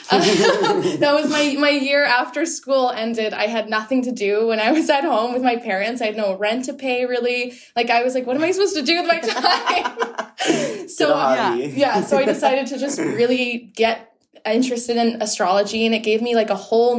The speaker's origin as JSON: {"language": "English", "town": "Whitby", "region": "Ontario", "country": "Canada", "said": "I am a person from Whitby, Ontario. So I'm from Ontario."}